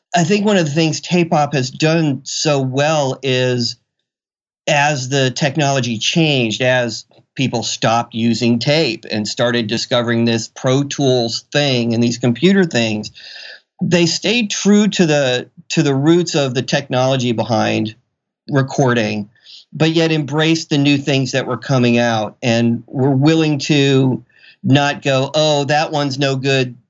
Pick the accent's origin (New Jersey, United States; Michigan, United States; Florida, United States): Florida, United States; moved away as an adult; now in Seattle, United States; I came from Florida, and, and to say the least, where I was from was not the technological mecca of the world